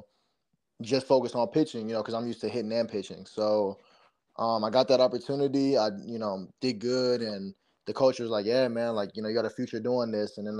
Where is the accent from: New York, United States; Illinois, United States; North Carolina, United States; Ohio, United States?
Ohio, United States; Cleveland; growing up in Cleveland, used to go to games with my dad